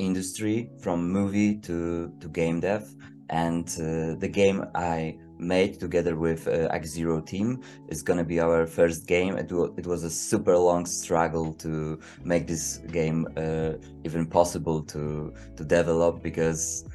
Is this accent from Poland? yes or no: yes; Poland; English is a second language; I'm a writer from Poland